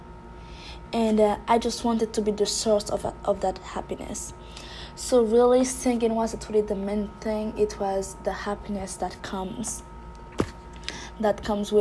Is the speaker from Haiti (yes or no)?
yes; Haiti; I was raised and born in Haiti